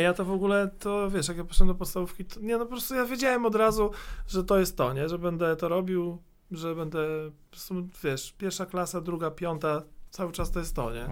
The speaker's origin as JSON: {"language": "Polish", "town": "Warsaw", "region": "Masovian Voivodeship", "country": "Poland", "tie": "born or raised there", "also_born_or_lived": "Środa Wielkopolska / Słupia Wielka"}